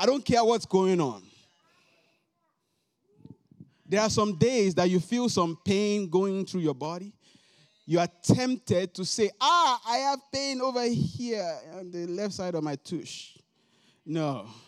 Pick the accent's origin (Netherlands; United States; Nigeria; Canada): Nigeria; moved away; I came from Nigeria, West Africa.